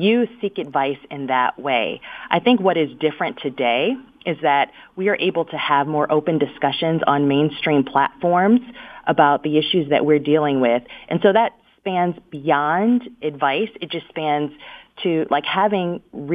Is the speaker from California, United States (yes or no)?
no; Detroit, Michigan, United States; moved away as an adult; also born or lived in San Francisco Bay Area; my hometown, Detroit, because, you know, being born and raised there